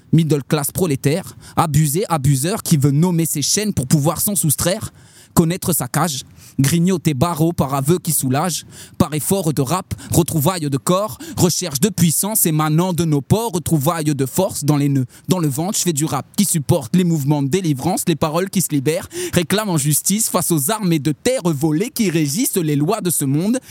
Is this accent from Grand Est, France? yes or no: yes; Châlons-en-Champagne, Grand Est, France; Chalam, c'est Chalon Champagne. C'est en amont, à, à l'est de Paris, en amont, sur la Marne, deux cents kilomètres à peu près. Et, euh, voilà, c'est là d'où je viens